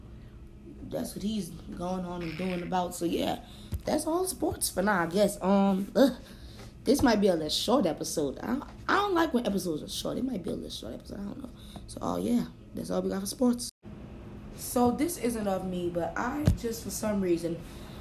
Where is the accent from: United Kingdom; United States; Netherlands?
United States; New Orleans, Louisiana; my hometown